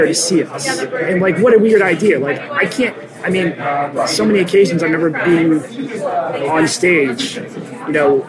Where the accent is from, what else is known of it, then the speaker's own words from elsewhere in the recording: New Hampshire, United States; also born or lived in Boston; we're from fucking New Hampshire.